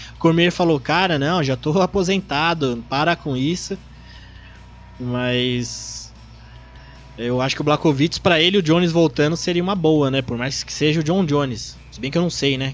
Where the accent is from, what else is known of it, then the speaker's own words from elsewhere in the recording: Brazil; como brasileiros